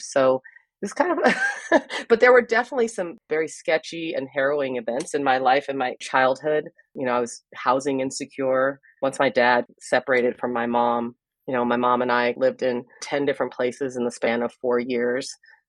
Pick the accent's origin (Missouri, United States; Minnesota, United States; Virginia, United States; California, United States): California, United States; also born or lived in Philadelphia, Pennsylvania; I was born in Philadelphia at the University of Pennsylvania. And when I was 5, my parents took me on a cross-country trip to California.